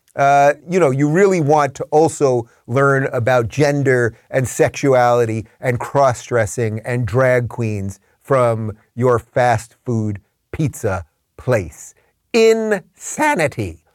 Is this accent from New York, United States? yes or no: yes; Long Island, New York, United States; I grew up on Long Island